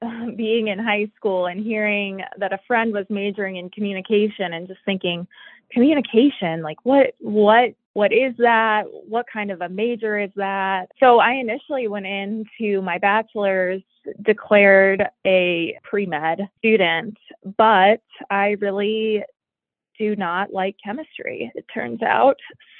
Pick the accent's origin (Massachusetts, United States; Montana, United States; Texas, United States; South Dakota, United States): South Dakota, United States; Sioux Falls; also born or lived in Independence, Missouri; I actually am from Sioux Falls. So technically, I was born in Independence Bay, Missouri. But I have spent almost all of my childhood in Sioux Falls. So I am a South Dakota native.